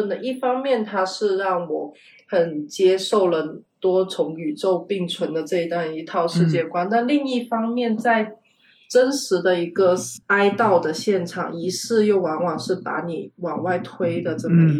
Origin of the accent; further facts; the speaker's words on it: Guangdong, China; 像我老家是潮汕地区的，